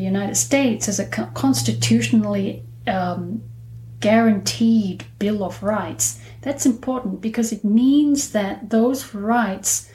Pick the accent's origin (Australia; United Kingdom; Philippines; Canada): Australia; I'm an Australian lawyer